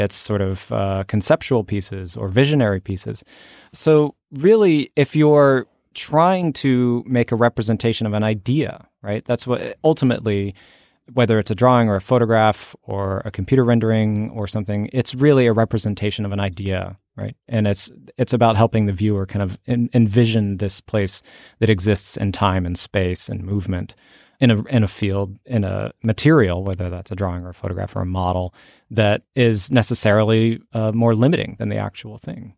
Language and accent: English; Fort Worth, Texas, United States; also born or lived in Oklahoma; I grew up mostly in Oklahoma and Texas. And when I was, I think, ten years old, we moved to Fort Worth